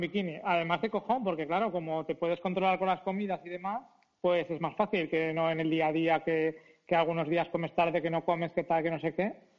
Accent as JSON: {"language": "Spanish", "town": "Zaragoza", "region": "Aragon", "country": "Spain", "said": "somos de Aragón, bueno, de Zaragoza en concreto, cabezones como nosotros solos"}